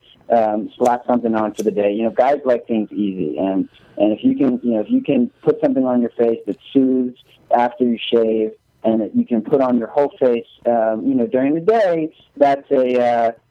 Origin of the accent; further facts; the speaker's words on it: Philadelphia, Pennsylvania, United States; moved away as an adult; also born or lived in Atlanta / Venice, Los Angeles; now in Los Angeles, United States; I was born in Philadelphia.